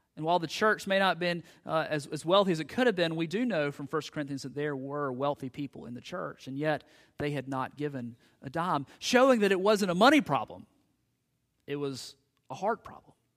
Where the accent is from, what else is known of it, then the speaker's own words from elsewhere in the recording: United States; us as American Christians